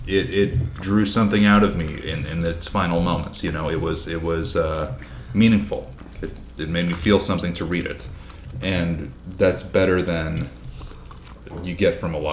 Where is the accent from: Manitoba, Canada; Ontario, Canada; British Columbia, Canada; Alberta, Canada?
Manitoba, Canada; Killarney; my experience growing up in Manitoba is in Killarney, which is like 2,300 people. And my family all grew up in towns much smaller than that.